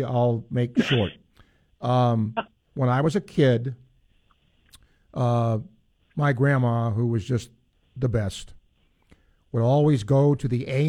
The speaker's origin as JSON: {"language": "English", "region": "New York", "country": "United States", "moved": "yes", "lives_now": "Florida, United States", "said": "I am always regarded as a New Yorker, and I've lived way, way more time in Florida than I have in New York"}